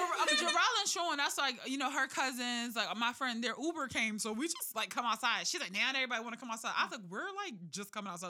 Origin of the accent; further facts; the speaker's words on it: Philadelphia, Pennsylvania, United States; I'm from North Philly.